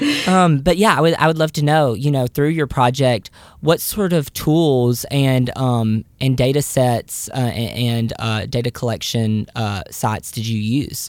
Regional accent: the South, United States; a Southerner who is about to move to New York City

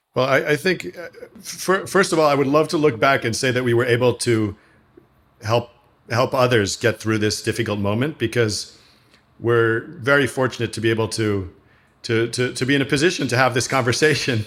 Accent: New York City, New York, United States; born or raised there

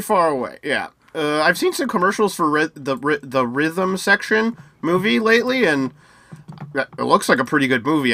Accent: United States; I'm from the US

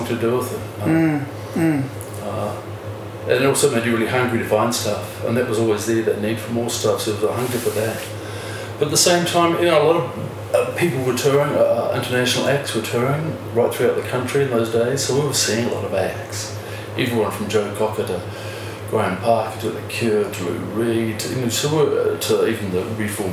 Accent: Ranfurly, Otago, New Zealand; also born or lived in North Canterbury / Dunedin; living on farm communities, we grew up in Ranfurly.

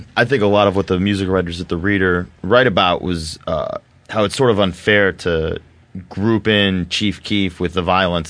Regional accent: Chicago, Illinois, United States; I grew up in Old Town, which was right next to Cabrini Green, but nobody ever went to Cabrini Green.

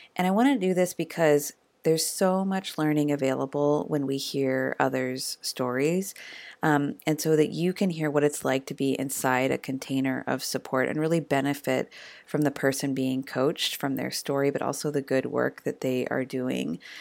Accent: Eugene, Oregon, United States; the University of Oregon in my hometown of Eugene

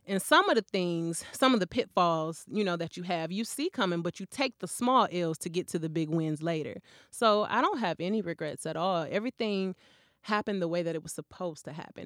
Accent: Flint, Michigan, United States; I grew up in Flint.

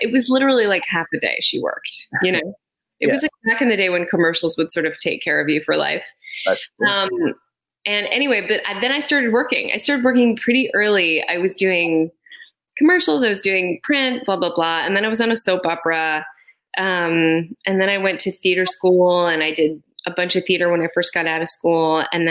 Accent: Yonkers, New York, United States; I was born in Yonkers

